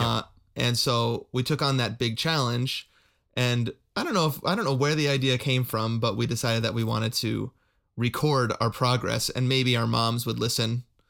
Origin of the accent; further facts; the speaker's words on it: Wisconsin, United States; I'd say Wisconsin, 'cause I did a lot of my development, developmental years there